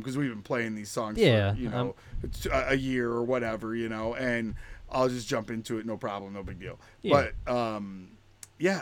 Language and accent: English; Utica, New York, United States; I'm from Utica, New York